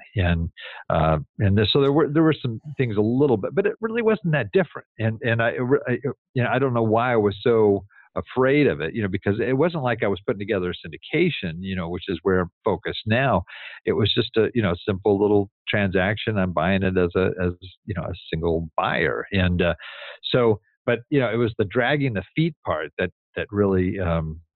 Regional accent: Southern California, United States; I'm from Southern California.

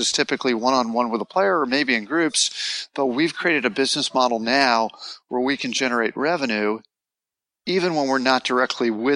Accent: Los Angeles, California, United States; moved away as an adult; now in Southlake, United States; I'm from Los Angeles originally

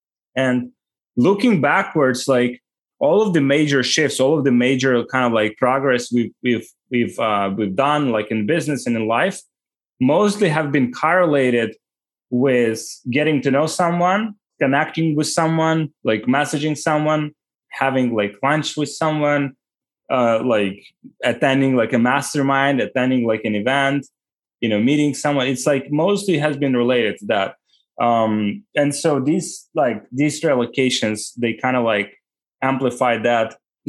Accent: Ukraine; English is a second language; Yeah, I was born like 1990, and Ukraine left like Soviet Union like in 1991.

